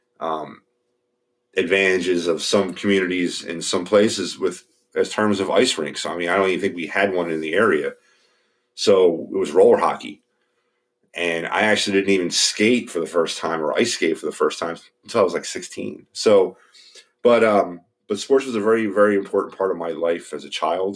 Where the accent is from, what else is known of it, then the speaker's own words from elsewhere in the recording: Philadelphia, Pennsylvania, United States; I am from Philadelphia, Pennsylvania. I was born and raised here